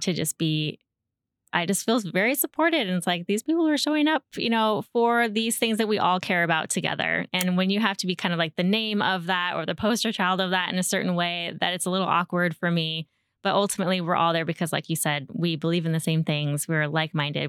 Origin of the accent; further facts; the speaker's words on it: Shoreline, Washington, United States; also born or lived in Edmonds, Washington; now in Snohomish, United States; I grew up in the Seattle area and, uh, mostly, well, I was raised as a child in Shoreline